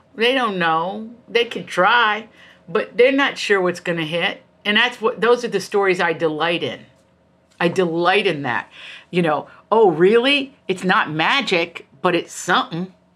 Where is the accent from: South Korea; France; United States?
United States; Appalachia; moved away as an adult; also born or lived in Virginia / New York; I come from Appalachia.